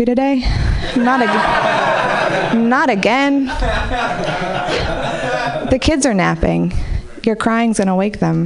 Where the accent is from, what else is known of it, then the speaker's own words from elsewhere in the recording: Marin City, California, United States; I grew up in Marin City